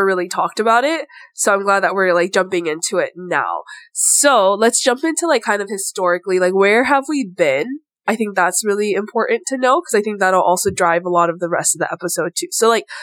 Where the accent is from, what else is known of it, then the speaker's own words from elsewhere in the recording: Hawaii, United States; moved away; I grew up in Hawaii